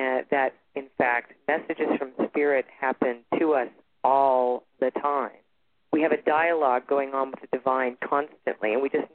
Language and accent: English; Toronto, Ontario, Canada; now in Sedona, United States; I'm originally from Toronto, Canada, and I live in Sedona, Arizona right now